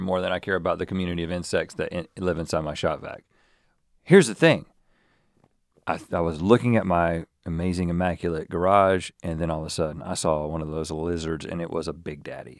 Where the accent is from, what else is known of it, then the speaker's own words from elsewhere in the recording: North Carolina, United States; growing up in North Carolina